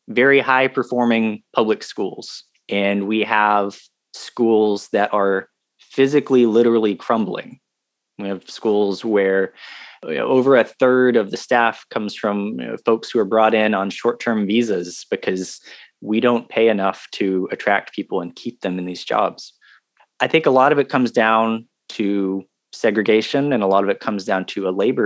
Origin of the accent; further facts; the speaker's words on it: South Carolina, United States; also born or lived in Texas; from South Carolina originally, born and raised here, lived briefly in Texas, but pretty much I'm a South Carolinian